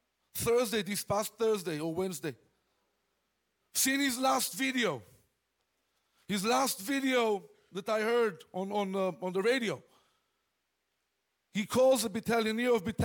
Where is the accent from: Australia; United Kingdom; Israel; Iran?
Israel; moved away; I was born and raised in Israel